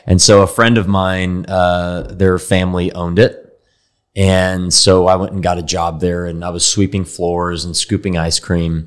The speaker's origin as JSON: {"language": "English", "town": "Dallas", "region": "Texas", "country": "United States", "tie": "born or raised there", "said": "I grew up here in Dallas"}